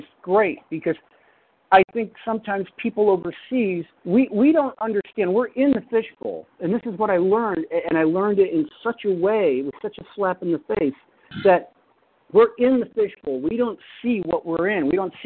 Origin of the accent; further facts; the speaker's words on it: United States; also born or lived in Scotland; I'm an American